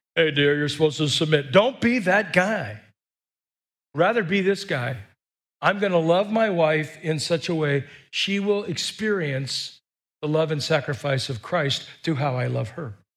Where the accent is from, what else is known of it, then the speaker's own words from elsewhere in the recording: United States; we're American